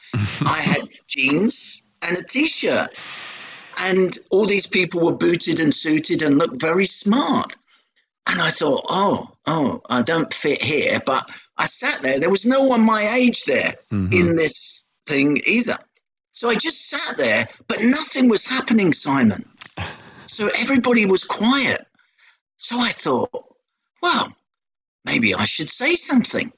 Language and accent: English; London, United Kingdom; accent: Cockney; I was born in Hackney under the sound of Bow Bells